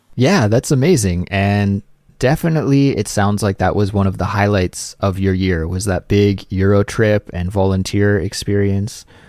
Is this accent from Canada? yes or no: yes; Canada; moved away; my life in Canada